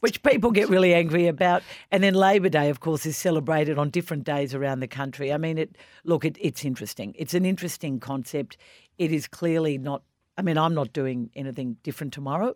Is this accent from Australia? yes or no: yes; Australia; as an Australian